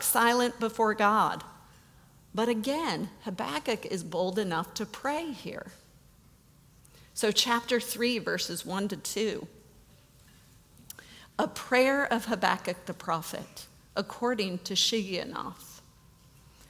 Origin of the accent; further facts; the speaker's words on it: United States; we as American Christians